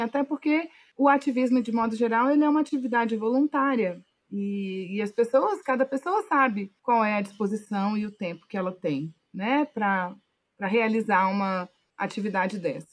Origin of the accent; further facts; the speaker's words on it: Alexânia, Goiás, Brazil; also born or lived in Brasília; eu atualmente falo com vocês de um povoado de cerca de 3 mil habitantes, que é onde eu basicamente passei boa parte da minha infância e da minha adolescência